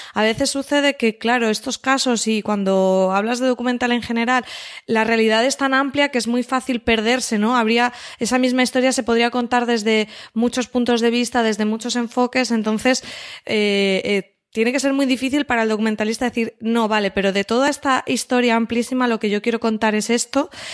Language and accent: Spanish; Valencian Community, Spain; siendo valencianos